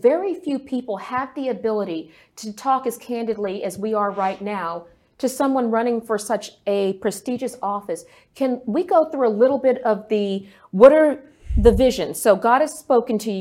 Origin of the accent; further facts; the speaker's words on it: Texas, United States; my home state of Texas